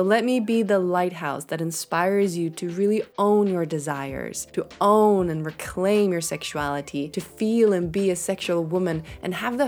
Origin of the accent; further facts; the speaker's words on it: Sweden; I'm from Sweden. I live in Sweden.